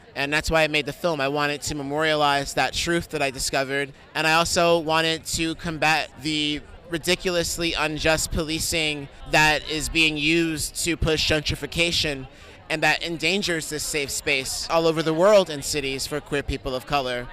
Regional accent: New York City, New York, United States; I'm from New York City

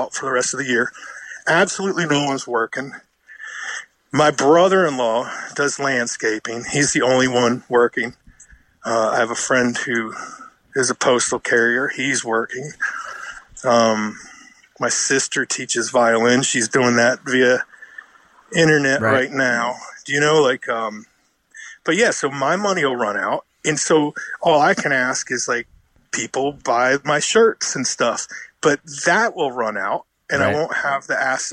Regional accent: United States; also born or lived in Richmond, Virginia; I'm American

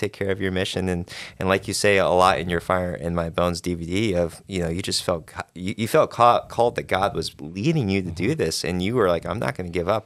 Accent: Arizona, United States; moved away as an adult; now in Kentucky, United States; I was born raised in Arizona

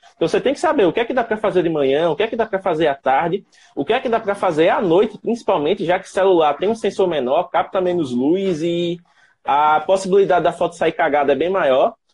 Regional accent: Penedo, Alagoas, Brazil; sou de Penedo, ao sul de Alagoas, fazendo aqui divisa com Sergipe

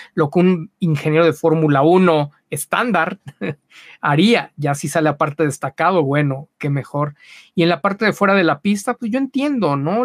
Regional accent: Mexico; Aquí somos muy condescendientes

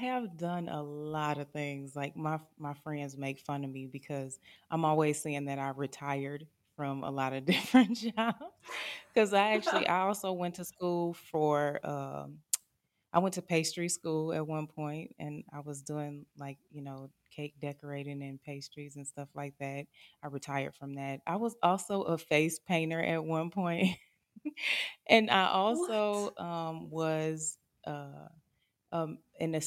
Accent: Minnesota, United States; moved away as an adult; I grew up in Minnesota.

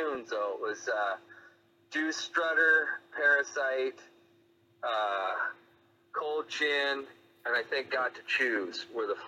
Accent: Jackson, Mississippi, United States; moved away; also born or lived in Sioux City, Iowa; I'm from Sioux City, Iowa, but I kind of grew up in Jackson, Mississippi, too

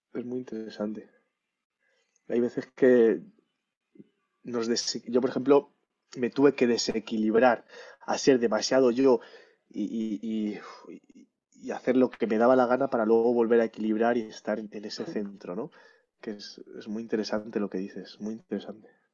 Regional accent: Madrid, Community of Madrid, Spain; yo soy de Madrid, ¿no? Pero veraneaba en mi pueblo, que es Candeleda, en Ávila

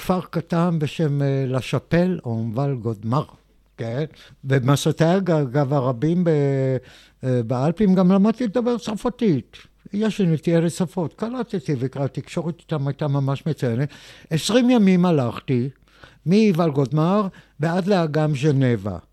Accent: Israel; אני בא מישראל

